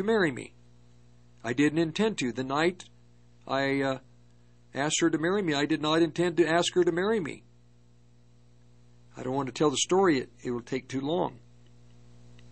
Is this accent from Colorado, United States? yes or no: yes; Longmont, Colorado, United States; moved away as an adult; also born or lived in Berkeley, California; I grew up in the Longmont area